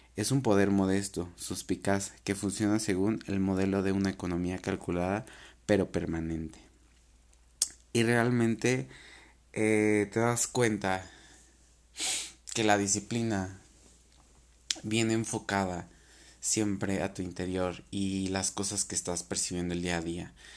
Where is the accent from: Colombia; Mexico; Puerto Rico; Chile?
Mexico; tenemos la costumbre como cultura mexicana